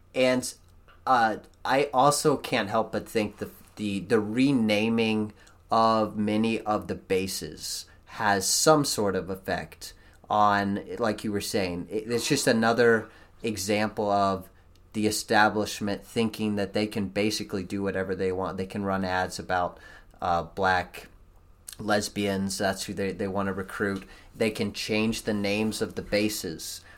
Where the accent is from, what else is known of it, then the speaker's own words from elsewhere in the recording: United States; as an American